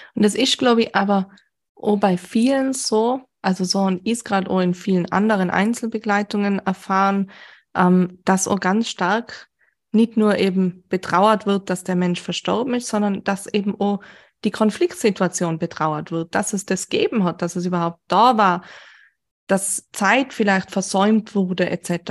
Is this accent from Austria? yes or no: yes; Austria; Bei uns in Österreich